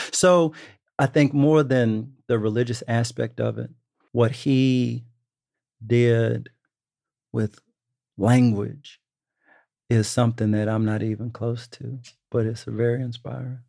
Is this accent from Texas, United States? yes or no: yes; Dallas, Texas, United States; moved away; I'm from Texas